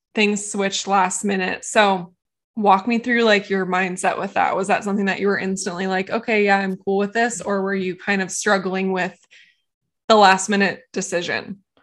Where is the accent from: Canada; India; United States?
United States; California; moved away; I grew up in California